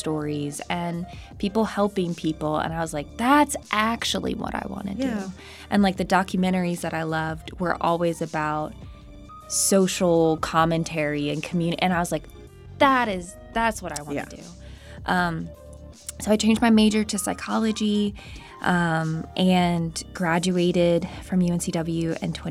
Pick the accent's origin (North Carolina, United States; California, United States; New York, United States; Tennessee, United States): North Carolina, United States; Charlotte; also born or lived in Oklahoma; now in Wilmington, United States; I grew up in Charlotte, North Carolina